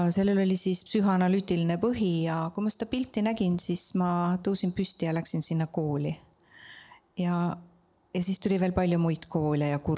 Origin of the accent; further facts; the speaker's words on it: Estonia; mina olen, nagu ma armastan öelda, maalt ja hobusega Tammiku külast